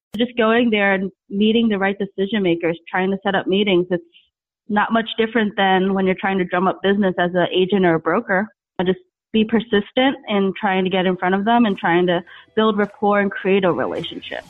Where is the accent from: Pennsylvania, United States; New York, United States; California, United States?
New York, United States; moved away; I'm from New York originally